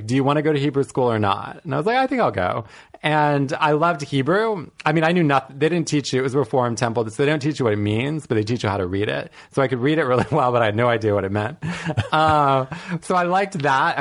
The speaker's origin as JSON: {"language": "English", "town": "Washington", "region": "District of Columbia", "country": "United States", "tie": "born or raised there", "said": "I grew up in suburban DC"}